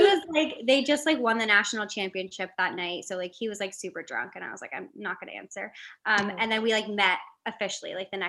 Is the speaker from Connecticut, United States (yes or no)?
yes; Connecticut, United States; moved away as an adult; now in Philadelphia, United States